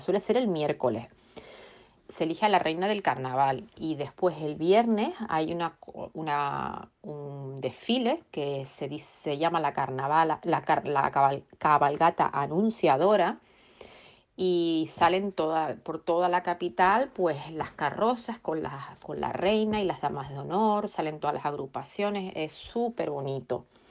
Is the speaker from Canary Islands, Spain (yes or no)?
yes; Tenerife, Canary Islands, Spain; now in Reading, United Kingdom; yo vivo aquí en Inglaterra, concretamente en la ciudad de Reading y soy de Tenerife